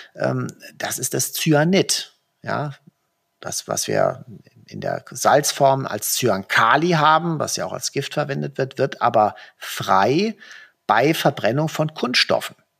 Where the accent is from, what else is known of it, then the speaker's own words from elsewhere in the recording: Germany; bei uns in Deutschland